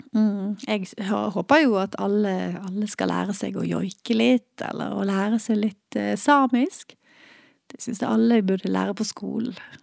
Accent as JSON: {"language": "Norwegian", "town": "Kautokeino", "region": "Troms og Finnmark", "country": "Norway", "tie": "born or raised there", "moved": "yes", "lives_now": "Bergen, Norway", "said": "Jeg er født i Bergen, men da jeg var fire, så flyttet vi til Kautokeino. Der er min mor fra"}